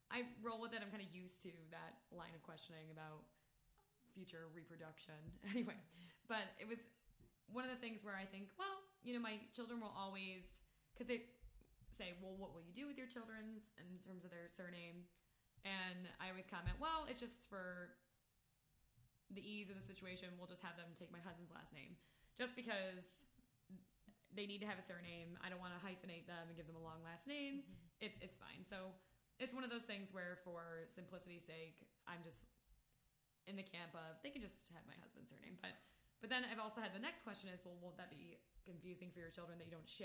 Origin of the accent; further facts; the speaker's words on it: Buffalo, New York, United States; moved away as an adult; also born or lived in Boulder, Colorado; I'm from Buffalo, New York, where we are currently recording this, and for my first 26 years, lived in the north side of the city and the west side of the city